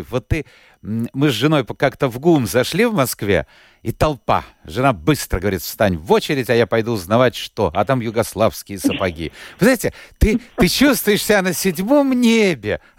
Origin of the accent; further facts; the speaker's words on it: Riga, Latvia; born there; Я тоже родилась в Риге давно